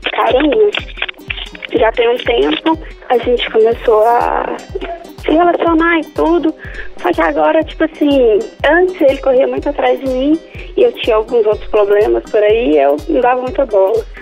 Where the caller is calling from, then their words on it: Betim, Minas Gerais, Brazil; Eu moro em, no Angola, é uma cidade próxima de, Betim, de BH, moro em Betim.